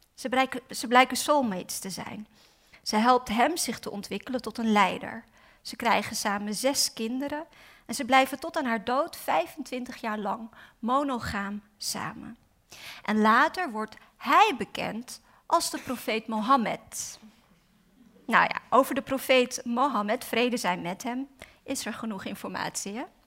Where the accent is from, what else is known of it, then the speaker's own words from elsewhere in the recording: Amsterdam, North Holland, Netherlands; ik ben vooral Osdorps, want ik ben opgegroeid in Osdorp